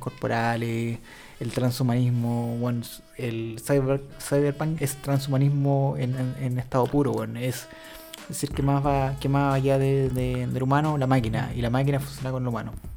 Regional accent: Chile

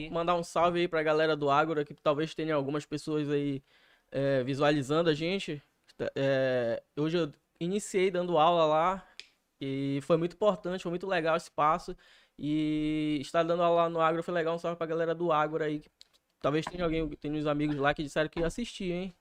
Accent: Belém, Pará, Brazil; also born or lived in Macapá; a gente é de Belém

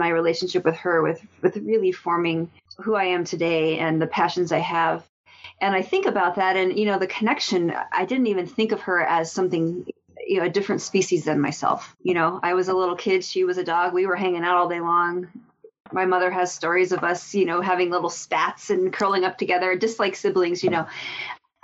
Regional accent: Colorado, United States; I grew up in Colorado

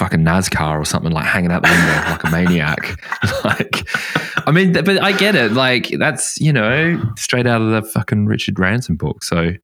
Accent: Australia; now in United Kingdom; I'm from Oz

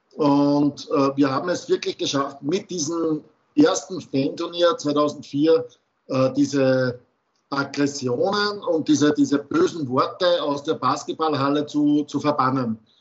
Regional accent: Austria; bei uns in Österreich

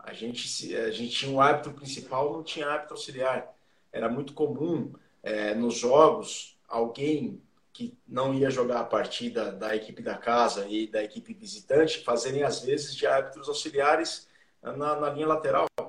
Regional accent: Jaú, São Paulo, Brazil; eu sou do interior de São Paulo, sou de Jaú

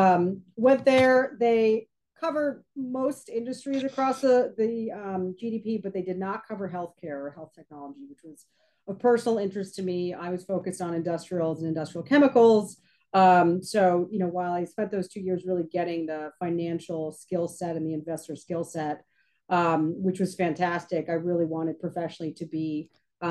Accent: New York, United States; moved away as an adult; also born or lived in San Francisco, United States; now in Tampa, United States; born and raised in New York, and I went out to college at Stanford in California

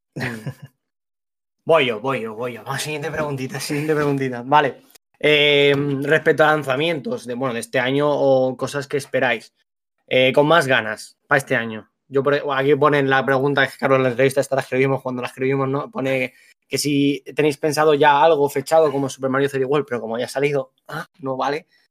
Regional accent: Alicante, Valencian Community, Spain; Nosotros somos de Alicante los dos.

